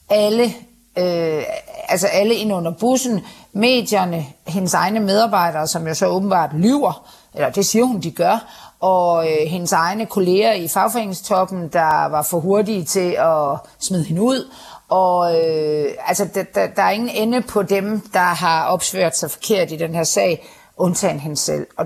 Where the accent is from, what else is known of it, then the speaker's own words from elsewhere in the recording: Denmark; eller jeg ved ikke, om jeg er en almindelig dansker, det er jeg vel forhåbentlig